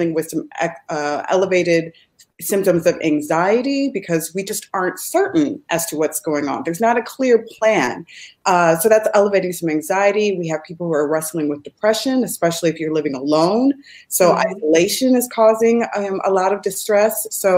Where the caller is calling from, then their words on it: Chicago, Illinois, United States; And I am streaming from the Midwest of the United States, from Chicago.